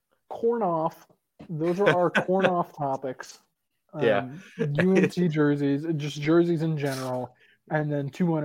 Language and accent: English; San Antonio, Texas, United States; As someone whose area code, my phone number, it starts with 210. So, I'm from San Antonio.